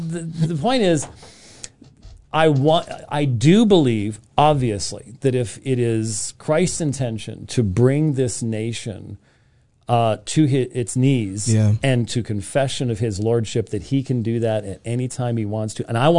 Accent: Scotland, United Kingdom; I'm Scottish, and so Scottish people think the world's going to end all

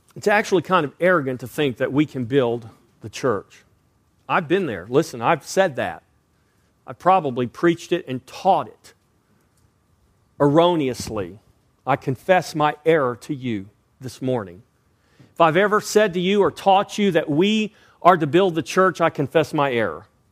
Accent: Texas, United States; I was born and raised in Texas

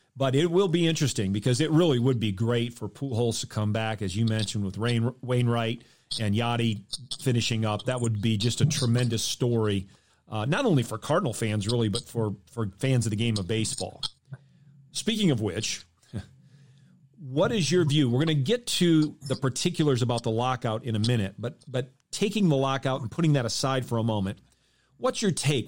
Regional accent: Michigan, United States; I grew up in Michigan

